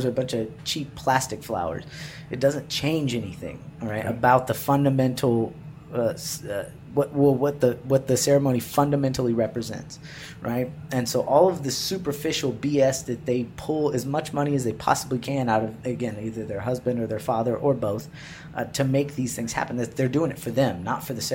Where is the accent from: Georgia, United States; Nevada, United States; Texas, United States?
Texas, United States; Waco; moved away; I'm from Waco